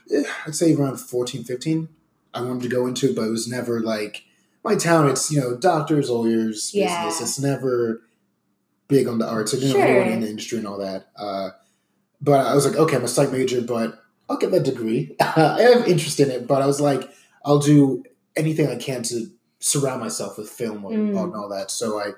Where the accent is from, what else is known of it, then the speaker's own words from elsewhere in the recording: South Florida, United States; moved away as an adult; also born or lived in New Jersey; now in Atlanta, United States; I grew up in South Florida for about 15 years or so, originally from Jersey. Now I'm in Atlanta now for 3 years now.